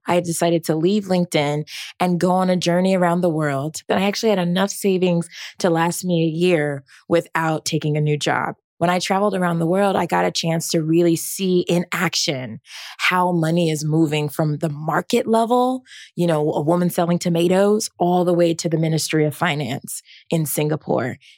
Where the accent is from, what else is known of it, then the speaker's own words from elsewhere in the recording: Rancho Cucamonga, California, United States; I'm originally from Rancho Cucamonga, California.